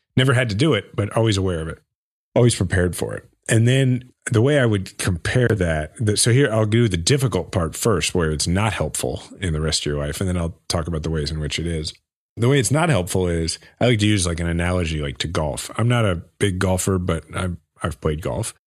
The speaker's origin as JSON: {"language": "English", "town": "Kansas City", "region": "Missouri", "country": "United States", "tie": "born or raised there", "said": "my hometown, Kansas City"}